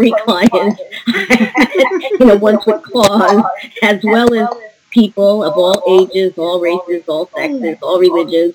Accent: New York, United States; moved away as an adult; I'm a New Yorker

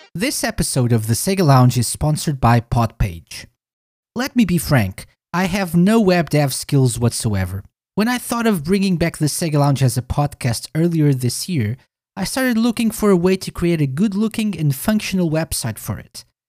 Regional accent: Portugal; I'm from Portugal

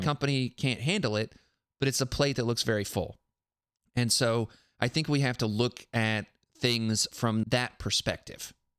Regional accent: South Carolina, United States; now in Tennessee, United States; I live in Tennessee now, but I grew up and learned in South Carolina

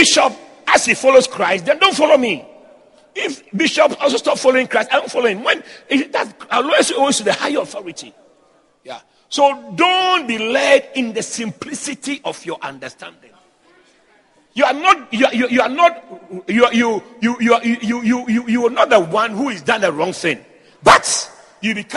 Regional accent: Ghana; I'm from Ghana

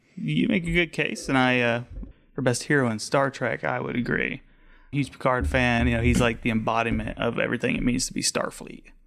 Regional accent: Haxtun, Colorado, United States; born and raised, um, out on the eastern plains by Nebraska, a little town called Haxton, middle of nowhere.

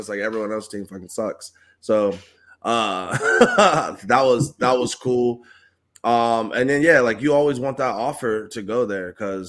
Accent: Columbus, Ohio, United States; growing up in Columbus, in that era

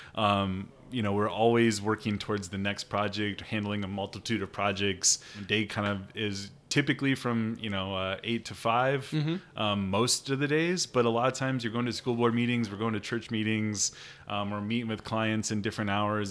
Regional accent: Sheldon, Iowa, United States; I grew up in Sheldon, Iowa, um, just kind of down the road from Spencer here

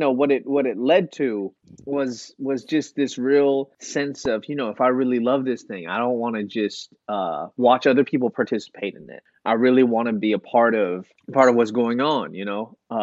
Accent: East Coast, United States; also born or lived in Chicago, Illinois / Delaware / Connecticut; I was born in Chicago, Illinois. I grew up on the East Coast. I grew up in kind of between Delaware and Connecticut.

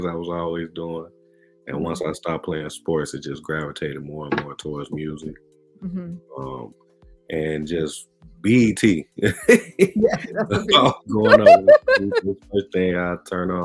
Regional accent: Chicago, Illinois, United States; I'm from Chicagoland, so Chicago and the suburbs.

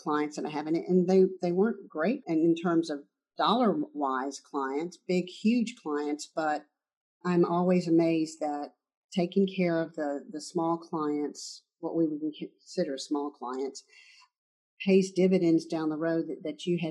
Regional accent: the South, United States; growing up in the South

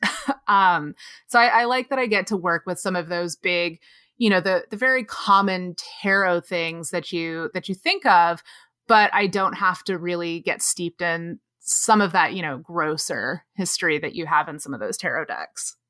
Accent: North Texas, United States; moved away as an adult; also born or lived in Austin, Texas; now in Los Angeles, United States; I live in Los Angeles now, but I grew up in North Texas with Nick in this tiny little town of less than seven thousand people

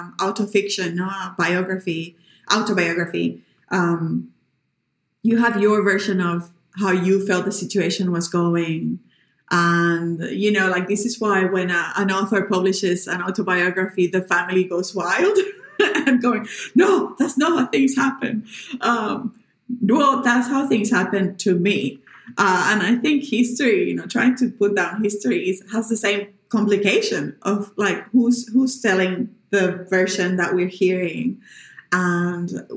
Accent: Puerto Rico; English is a second language; now in Sydney, Australia; Puerto Rico, we function in Spanish, and we have two official languages, Spanish and English. But we're taught English from kindy until uni.

